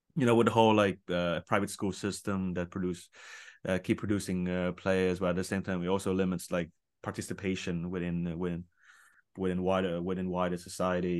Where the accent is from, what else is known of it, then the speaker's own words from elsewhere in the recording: Vietnam; I'm from Vietnam